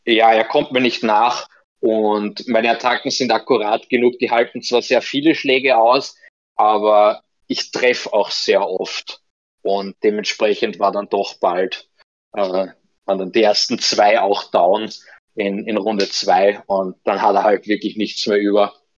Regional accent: Vienna, Austria; bei uns in Wien

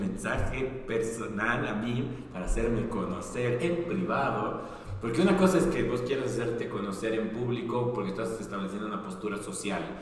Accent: Bolivia; now in Argentina; soy boliviano

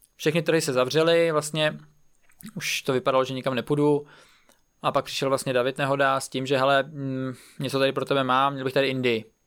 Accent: Czechia; jako já, jako Čech

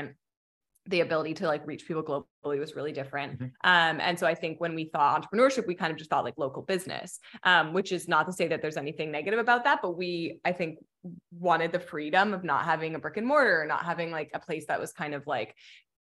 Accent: Hamilton, Ontario, Canada; moved away as an adult; also born or lived in Mexico; now in Los Angeles, United States; we're originally from Hamilton, Ontario, which is like about an hour outside of Toronto

